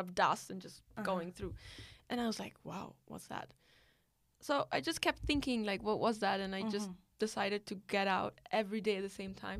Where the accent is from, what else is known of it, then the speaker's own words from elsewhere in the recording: India; born there; because I'm Italian, but born in India